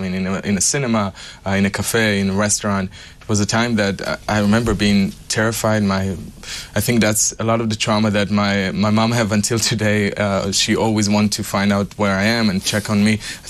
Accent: Petah Tikva, Central District, Israel; Yeah, I grew up in Petah Tikva. It's a small city outside of Tel Aviv.

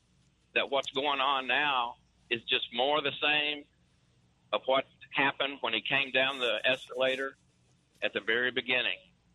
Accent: Georgia, United States; I'm actually from Georgia.

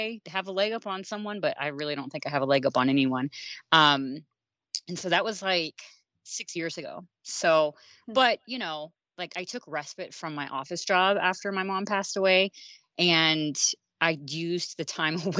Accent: South Florida, United States; also born or lived in Kansas / Colorado; now in Montana, United States; I was born and raised in South Florida and, split time between there and Kansas

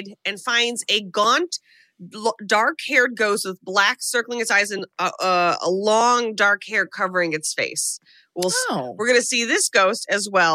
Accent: United States; as an American

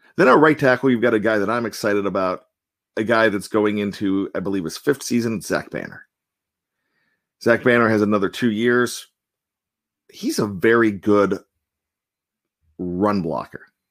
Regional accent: Johnstown, Pennsylvania, United States; I'm from Johnstown

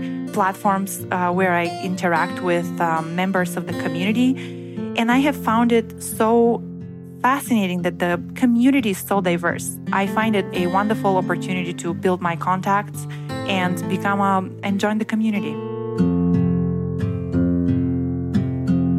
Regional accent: Bulgaria; moved away as an adult; also born or lived in Bremen, Germany; I was born and raised in Bulgaria, which is in Eastern Europe

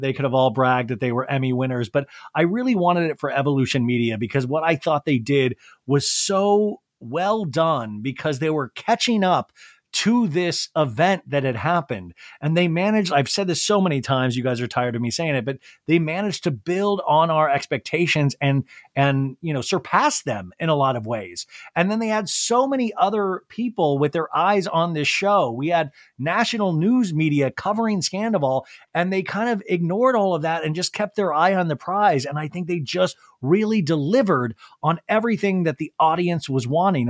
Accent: Kansas, United States; moved away; When I was growing up in Kansas

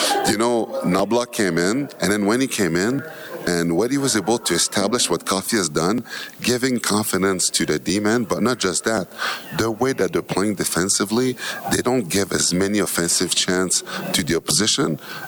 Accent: Montreal, Quebec, Canada; I grew up in Montreal

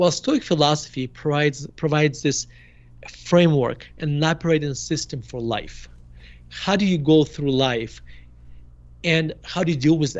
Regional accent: Murmansk, Murmansk Oblast, Russia; moved away as an adult; now in United States; So I grew up in Murmansk in a Jewish family. And we moved to United States in 1991. I was 18 years old. So you can argue that I spent my f- formidable years in Russia

